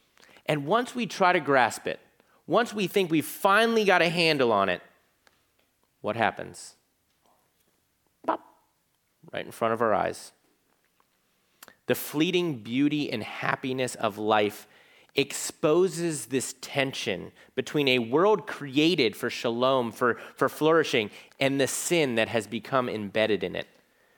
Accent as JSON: {"language": "English", "town": "Virginia Beach", "region": "Virginia", "country": "United States", "said": "because I'm from Virginia Beach, Virginia. Half of it's Navy. Half of my church growing up was Navy."}